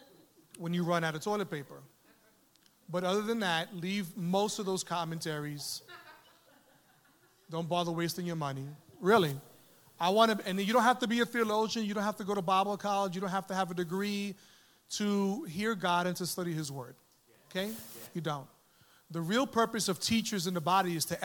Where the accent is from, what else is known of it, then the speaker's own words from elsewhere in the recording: New York City, New York, United States; also born or lived in Manhattan; I was born in Manhattan, raised in the Bronx